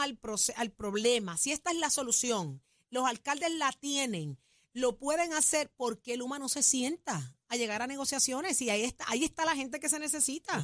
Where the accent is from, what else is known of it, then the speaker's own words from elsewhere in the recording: Puerto Rico; somos buenos puertorriqueños